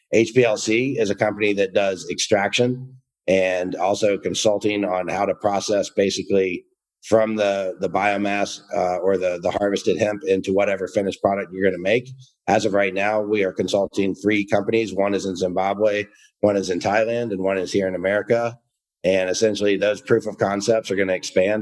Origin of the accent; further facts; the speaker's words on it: Georgia, United States; moved away; I'm from the South, uh, originally from Georgia